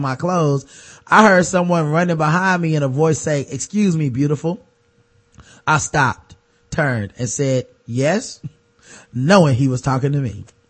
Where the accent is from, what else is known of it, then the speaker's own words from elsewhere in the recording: Louisiana, United States; We're both from Louisiana, so I knew just how to run my game and get him where I want him.